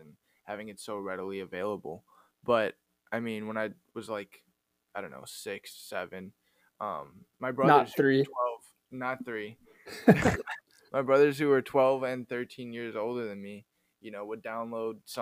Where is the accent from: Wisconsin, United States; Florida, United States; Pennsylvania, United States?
Wisconsin, United States; I'm from Wisconsin